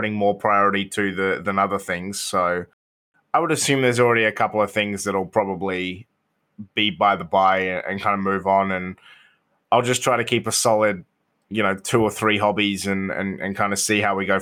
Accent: United Kingdom; now in Australia; Being British

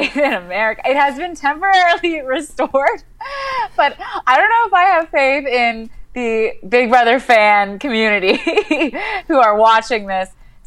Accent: Canada; I'm Canadian

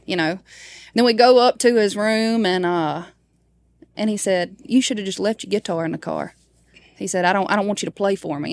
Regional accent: Baskin, Louisiana, United States; my hometown is called Baskin.

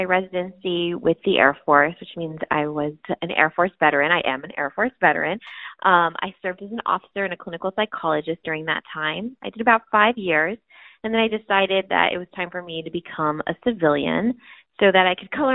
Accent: El Paso, Texas, United States; I was born and raised in El Paso, Texas.

